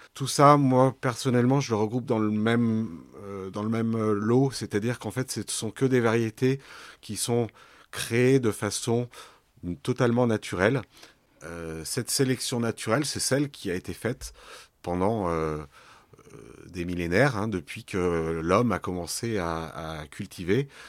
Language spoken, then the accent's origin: French; Lyon, Auvergne-Rhône-Alpes, France; J'ai grandi à la Croix-Rousse, à Lyon